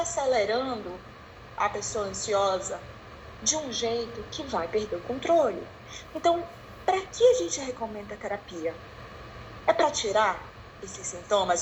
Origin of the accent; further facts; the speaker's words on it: Belém, Pará, Brazil; sou de Belém, tá? moro em Belém, inicialmente estou em Belém